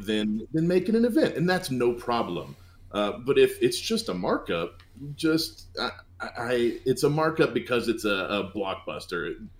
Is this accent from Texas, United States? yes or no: yes; Houston, Texas, United States; we're all from Houston, Texas